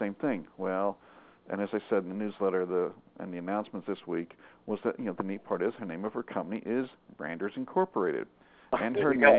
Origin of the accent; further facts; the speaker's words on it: Arkansas, United States; moved away; I went home to Arkansas, and my hometown is right on the Oklahoma border.